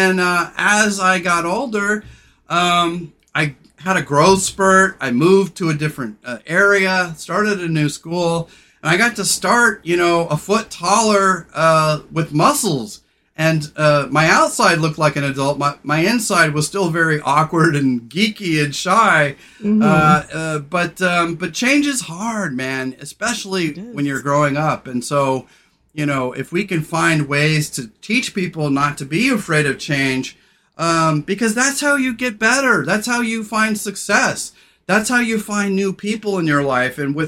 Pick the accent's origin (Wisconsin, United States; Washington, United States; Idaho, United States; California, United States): California, United States; I grew up in California